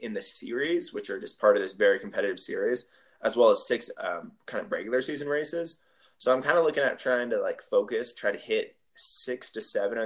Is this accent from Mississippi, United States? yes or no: no; Bay Area, California, United States; I went back home. I'm from the Bay Area